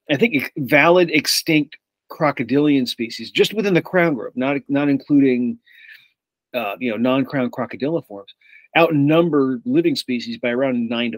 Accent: Massachusetts, United States; also born or lived in New Jersey; I'm from the East Coast originally, Massachusetts and New Jersey, but I went to college at the University of Iowa.

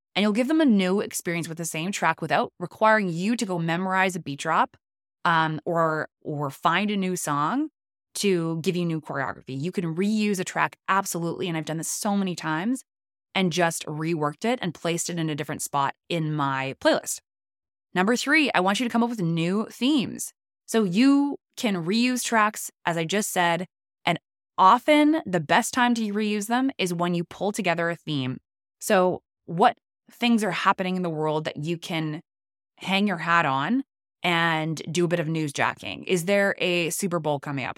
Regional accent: Canada; I'm Canadian

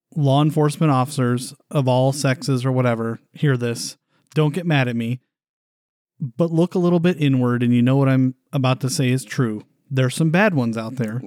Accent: California, United States; We're from California

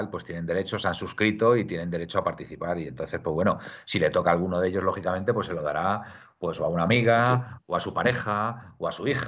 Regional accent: Madrid, Community of Madrid, Spain; now in Tarragona, Spain; Hotel, soy de Carabanchel.

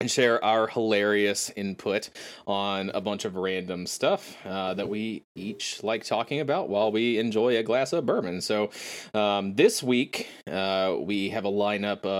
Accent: Maysville, Kentucky, United States; I actually grew up less than a mile from that distillery

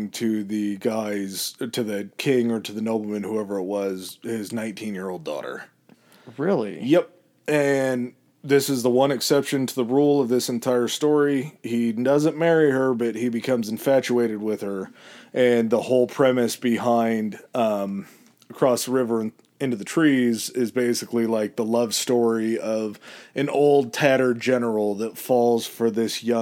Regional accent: Chicago, Illinois, United States; I'm from {S1} Chicago, babe. I'm not from France.

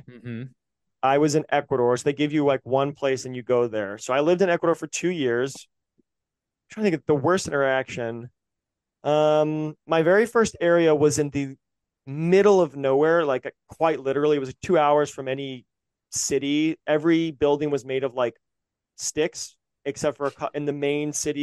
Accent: the South, United States; we grew up in the South where our teachers wouldn't teach it because they were Christians.

